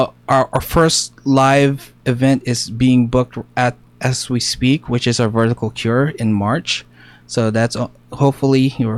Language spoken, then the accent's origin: English; San Diego, California, United States; here from all the way from San Diego, California, because we're from California.